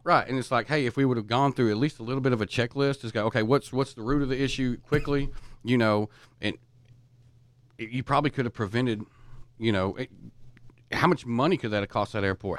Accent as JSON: {"language": "English", "region": "East Texas", "country": "United States", "said": "I'm from East Texas"}